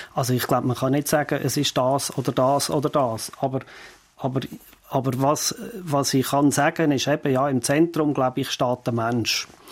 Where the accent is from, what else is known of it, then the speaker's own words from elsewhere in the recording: Fricktal, Aargau, Switzerland; ich bin ja im Fricktal aufgewachsen, wo wir keinen See haben